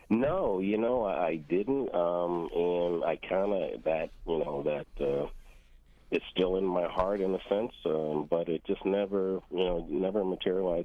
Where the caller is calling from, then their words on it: Hampton, Virginia, United States; also born or lived in Cape Cod, Massachusetts / Falmouth, Massachusetts; I am calling from Hampton, Virginia